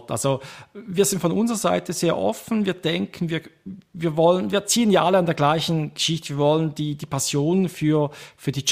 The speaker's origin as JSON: {"language": "German", "country": "Switzerland", "accent": "Swiss German", "said": "vielleicht schlägt einfach mein persönlicher Dialekt äh, ein wenig zu fest, schweizerisch"}